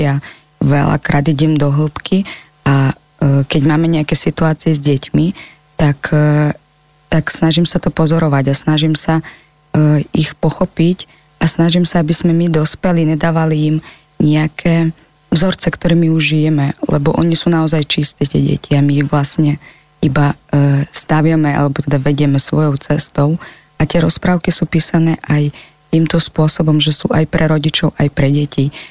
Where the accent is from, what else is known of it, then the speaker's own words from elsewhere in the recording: Ukraine; Slovak is a second language; moved away as an adult; now in Slovakia; Pochádzam z Ukrajiny, na Slovensku som už 10 rokov skoro